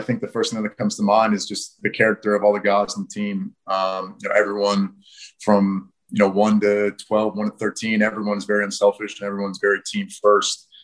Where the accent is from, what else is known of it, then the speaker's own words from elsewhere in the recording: United States; moved away as an adult; also born or lived in Notre Dame; now in Perth, Australia; being an American kid